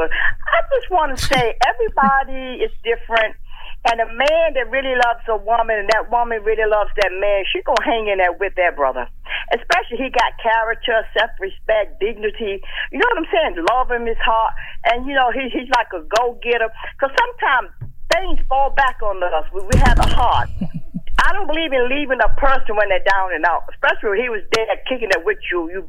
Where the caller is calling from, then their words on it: Providence, Rhode Island, United States; I'm from Providence, Rhode Island.